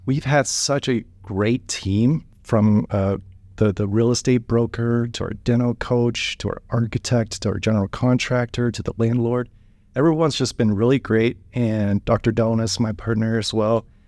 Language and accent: English; Wichita, Kansas, United States; I grew up in Wichita, Kansas